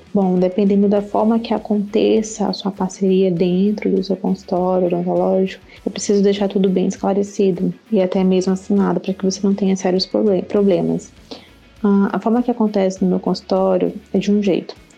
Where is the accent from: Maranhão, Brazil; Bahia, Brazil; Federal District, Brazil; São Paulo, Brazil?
Maranhão, Brazil; Eu sou uma cirurgiã dentista do Nordeste, do Maranhão